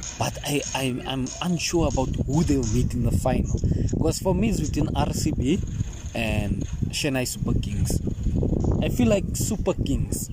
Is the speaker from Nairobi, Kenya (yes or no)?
no; Eldoret, Uasin Gishu County, Kenya; born or raised there